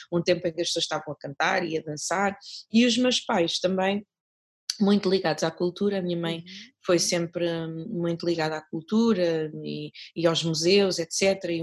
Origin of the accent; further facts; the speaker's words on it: Mozambique; now in Portugal; já vivo cá em Portugal há muito tempo, mas sou moçambicana, continuo a ser moçambicana, uh, nunca, nunca, nunca, nunca obtive a nacionalidade portuguesa